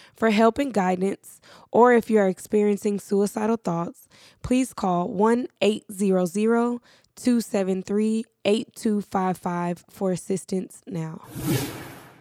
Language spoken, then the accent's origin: English; Dallas, Texas, United States; I'm from Dallas